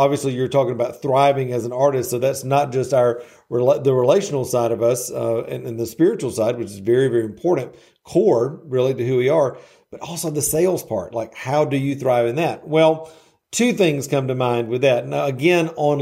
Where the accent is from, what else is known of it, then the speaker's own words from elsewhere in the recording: the South, United States; I'm from the South, so I use these little colloquialisms